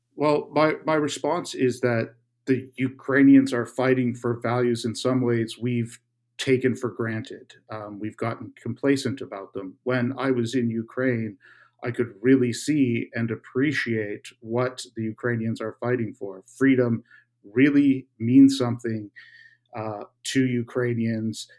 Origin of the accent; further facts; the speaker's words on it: Canada; my home country of Canada